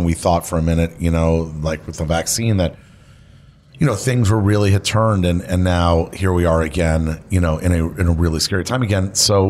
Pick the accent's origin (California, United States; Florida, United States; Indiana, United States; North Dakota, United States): Florida, United States; Miami; who I grew up with in Miami